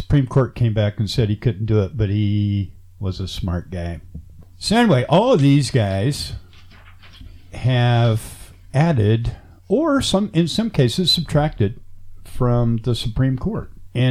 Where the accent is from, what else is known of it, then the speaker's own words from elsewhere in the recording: United States; I'm American.